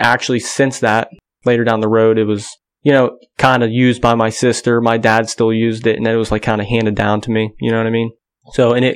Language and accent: English; Grove City, Pennsylvania, United States; I'm 27 years old. Born and raised in Grove City, Pennsylvania